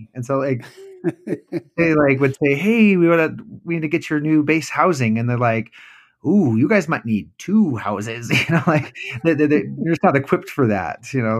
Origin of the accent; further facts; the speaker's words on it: Arizona, United States; born there; also born or lived in Okinawa, Japan / California / New Jersey / Illinois; And so I was born in Arizona, but only lived there for a few months before I moved to Japan at Okinawa. Then I lived all over the United States, both coasts, California, New Jersey, Illinois, Oklahoma. Finally ended up in Utah for school